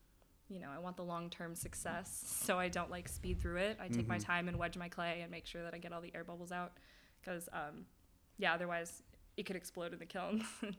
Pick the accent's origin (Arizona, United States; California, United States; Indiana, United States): Arizona, United States; Mesa; I was born in Mesa.